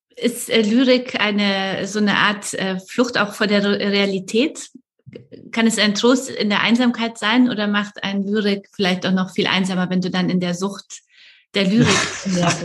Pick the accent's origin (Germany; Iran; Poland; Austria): Poland; moved away; ich komme ja aus Polen